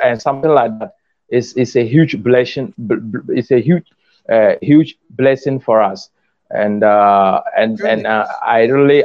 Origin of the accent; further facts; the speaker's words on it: Ghana; I'm from Ghana